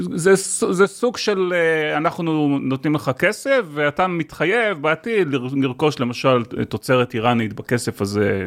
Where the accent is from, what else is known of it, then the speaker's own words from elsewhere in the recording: Israel; בתור ישראלי